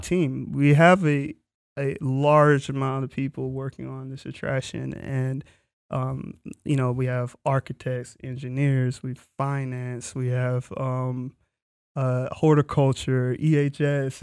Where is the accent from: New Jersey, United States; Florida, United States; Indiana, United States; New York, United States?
Florida, United States; I'm from Florida, so, um, Universal was in the backyard